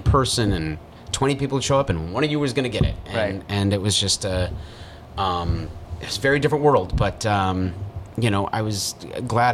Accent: Milwaukee, Wisconsin, United States; moved away; Born and raised in Milwaukee

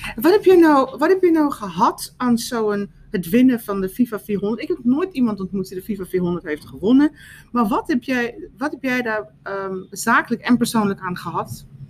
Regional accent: South Africa; now in Netherlands; ik ben opgevoed in Zuid-Afrika

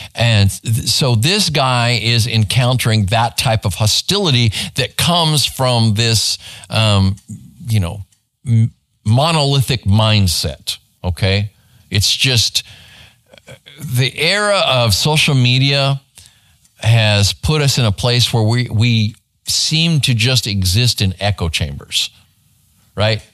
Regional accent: Phoenix, Arizona, United States; now in Garland, United States; I grew up in Phoenix, Arizona

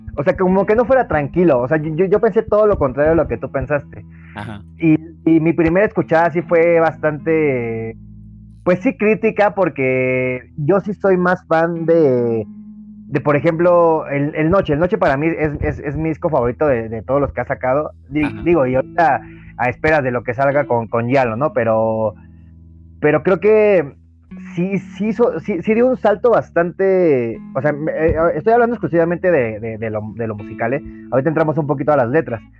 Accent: Mexico; uno como, mexicano

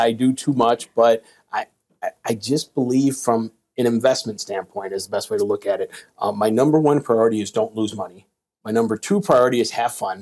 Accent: Midwest, Illinois, United States; moved away as an adult; now in Lake Murray, South Carolina, United States; I'm from the Midwest

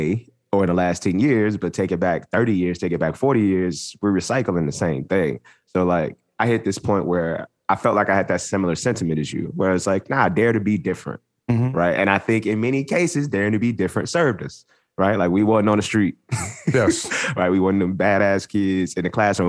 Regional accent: Los Angeles, California, United States; growing up in South Central Los Angeles

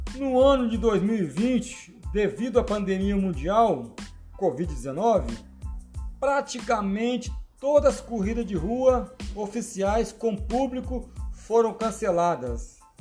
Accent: Vila Velha, Espírito Santo, Brazil; sou aqui de Vila Velha, Espírito Santo, Brasil

